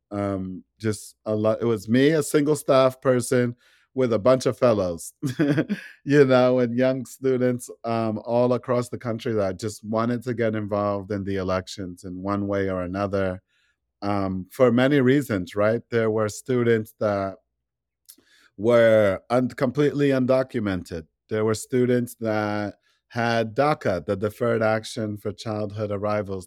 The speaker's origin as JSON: {"language": "English", "town": "New York City", "region": "New York", "country": "United States", "tie": "born or raised there", "said": "I was raised in Brownsville, the border of, like, Brownsville, Crown Heights, Brooklyn"}